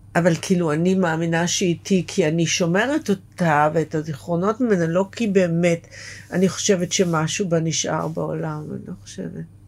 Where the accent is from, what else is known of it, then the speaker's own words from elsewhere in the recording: Beersheba, Southern District, Israel; moved away; זה איפה שגדלתי, בבאר שבע